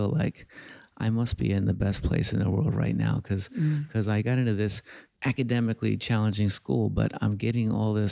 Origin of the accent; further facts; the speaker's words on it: New York City, New York, United States; I grew up in East Harlem.